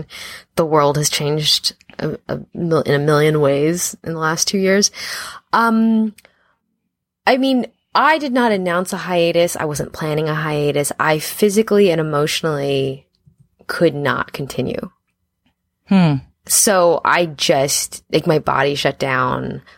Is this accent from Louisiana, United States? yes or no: no; Los Angeles, California, United States; I grew up in Los Angeles, born and raised